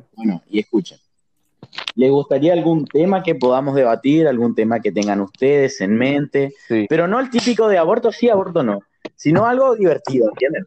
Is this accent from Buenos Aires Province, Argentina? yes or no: no; Formosa, Argentina; seamos de Formosa